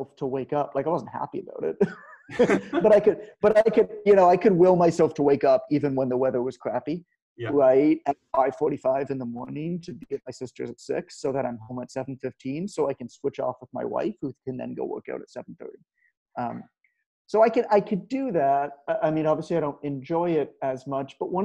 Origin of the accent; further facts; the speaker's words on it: Canada; I'm Canadian. We kind of grow up with the cold